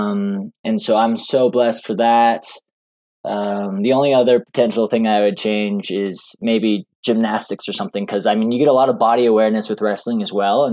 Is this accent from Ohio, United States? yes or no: no; Boulder, Colorado, United States; moved away as an adult; also born or lived in Gunnison, Colorado / Fayetteville, Arkansas; now in Flagstaff, United States; I grew up in Boulder, Colorado, and then grew up there and then went to college to a Division II school called Western State for 2 years